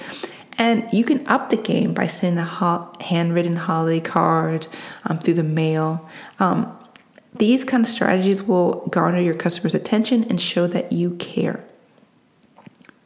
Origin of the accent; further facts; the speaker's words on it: East Coast, United States; I'm from the East Coast